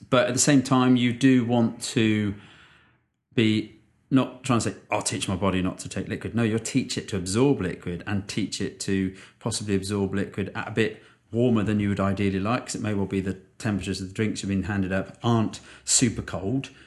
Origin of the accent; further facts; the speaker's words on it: United Kingdom; as a Brit, this was a little bit testing